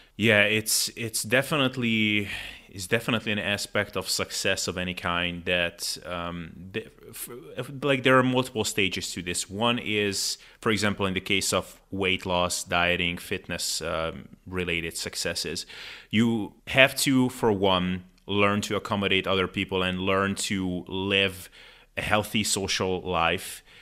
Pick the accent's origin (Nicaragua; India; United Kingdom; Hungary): Hungary; I'm from Hungary